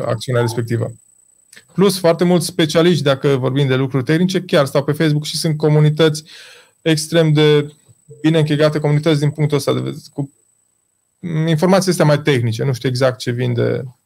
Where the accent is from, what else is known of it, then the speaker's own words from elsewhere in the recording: Baia Mare, Maramureș County, Romania; noi suntem din Baia Mare, așa vorbim noi